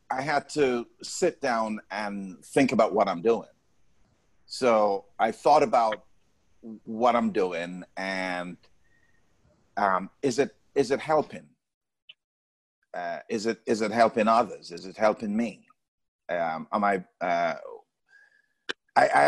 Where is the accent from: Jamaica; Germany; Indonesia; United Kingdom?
Jamaica; I'm Jamaican